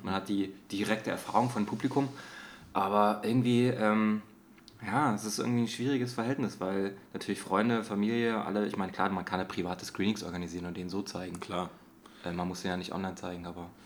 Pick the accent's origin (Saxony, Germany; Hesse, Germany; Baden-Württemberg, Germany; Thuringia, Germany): Saxony, Germany; Dresden; now in Berlin, Germany; Ich komme ja eigentlich aus Dresden